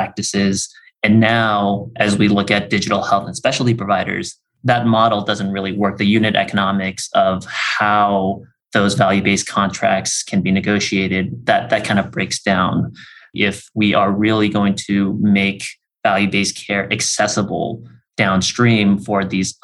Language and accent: English; Bay Area, California, United States; I grew up in the Bay Area